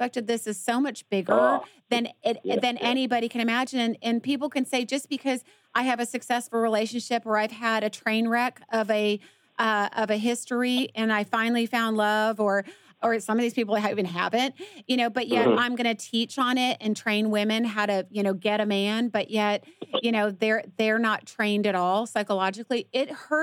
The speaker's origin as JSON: {"language": "English", "town": "Atlanta", "region": "Georgia", "country": "United States", "moved": "yes", "lives_now": "Dallas, United States", "said": "I'm from Atlanta too"}